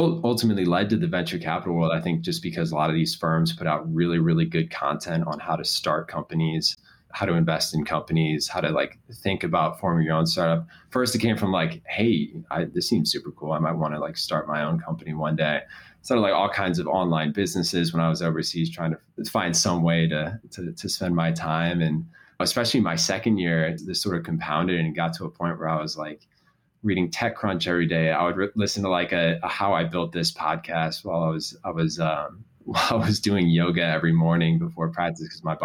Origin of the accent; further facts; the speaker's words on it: Chicago, Illinois, United States; having grown up here, going to a massive school like Neutra High School